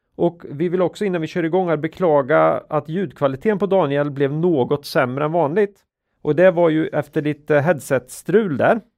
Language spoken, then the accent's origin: Swedish; Sweden; vi är ju svenskar och vi pratar ju svenska